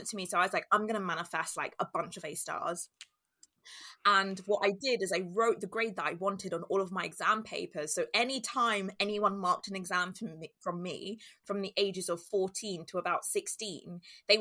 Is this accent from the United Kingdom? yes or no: yes; London, United Kingdom; I grew up in Walthamstow, which is northeast London